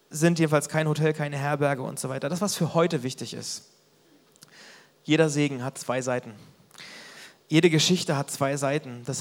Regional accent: Mecklenburg-Vorpommern, Germany; Und dann musste ich nach Mecklenburg irgendwie zurück, da wo ich aufgewachsen bin.

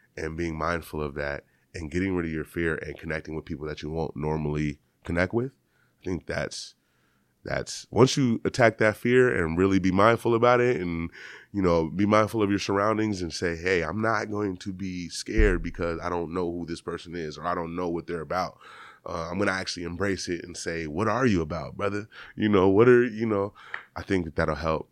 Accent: Seattle, Washington, United States; I grew up here all my life. And so, like, I was born here, out in Renton, grew up here, elementary, middle school, never went to school anywhere else

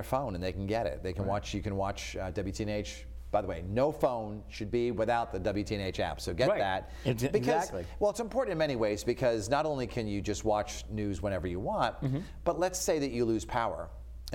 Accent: Norwood, Massachusetts, United States; moved away; my hometown of Norwood, Massachusetts

